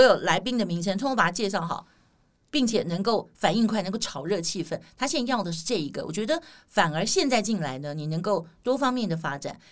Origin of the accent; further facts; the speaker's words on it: Taiwan; accent: Taiwanese flavour (台湾味儿); 我们台湾人